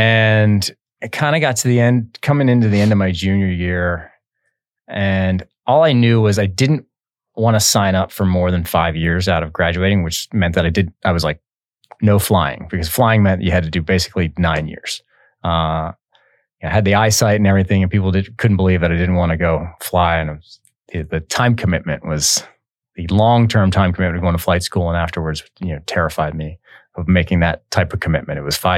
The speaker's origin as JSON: {"language": "English", "region": "Maryland", "country": "United States", "tie": "born or raised there", "said": "But yeah, so I grew up in Maryland, ended up going to college at the Naval Academy."}